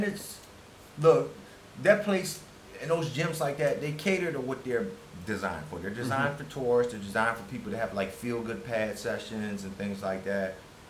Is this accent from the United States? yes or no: yes; United States; moved away as an adult; now in Thailand